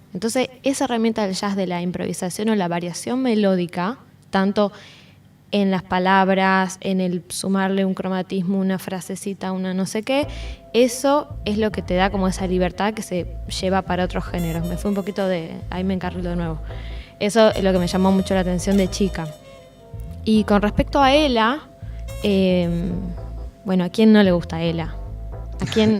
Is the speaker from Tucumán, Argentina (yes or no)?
yes; Tucumán, Argentina; Yo soy de Tucumán, para quienes no conocen, en el norte